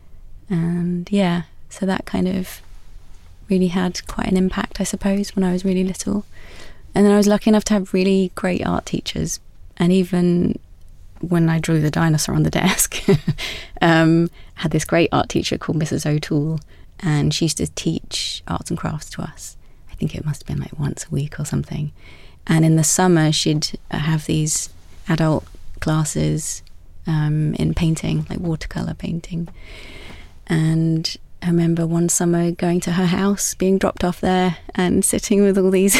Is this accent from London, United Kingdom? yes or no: no; Essex, East of England, United Kingdom; I grew up in Essex by the sea